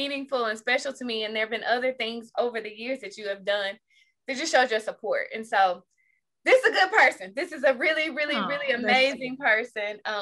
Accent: Jackson, United States; I'm from Jackson

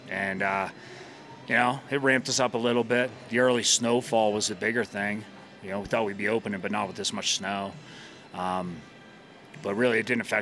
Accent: Evergreen, Colorado, United States; I'm um, from Evergreen, Colorado

